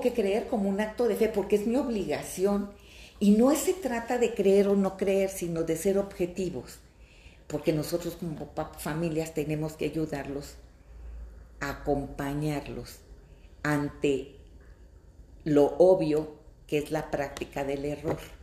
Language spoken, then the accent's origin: Spanish; Fresnillo, Zacatecas, Mexico; Yo soy de Zacatecas, de un pueblito, de un pueblo maravilloso que se llama Fresnillo, Zacatecas